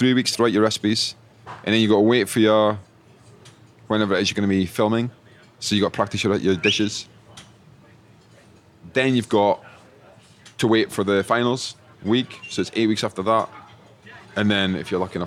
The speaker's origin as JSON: {"language": "English", "region": "Scotland", "country": "United Kingdom", "said": "I was from Scotland"}